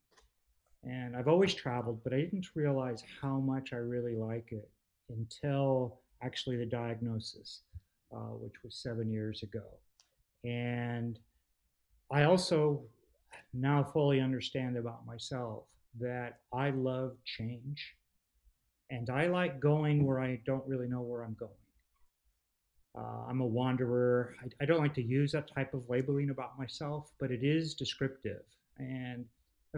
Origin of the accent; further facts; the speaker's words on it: Southern California, United States; moved away as an adult; also born or lived in United Kingdom; now in Texas, United States; I grew up in California, Southern California. So I'm an old school SoCal boy